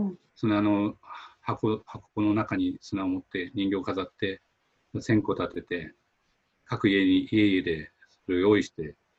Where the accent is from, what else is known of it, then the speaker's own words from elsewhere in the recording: Gunma, Japan; moved away as an adult; also born or lived in Tokyo / Hakozaki, Fukuoka; now in Fukuoka, Japan; 私、生まれは群馬県なんですけど、うん、あの、山奥の生まれで、やっぱ地域のコミュニティがあるところに生まれ育ったわけなんですよね。